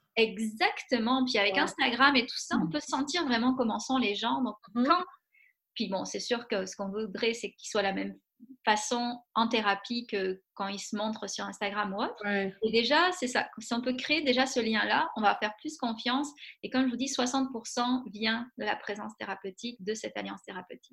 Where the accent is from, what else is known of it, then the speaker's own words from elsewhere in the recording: France; moved away as an adult; now in Quebec City, Canada; je suis française d'origine, mais ça fait 16 ans que je suis à Québec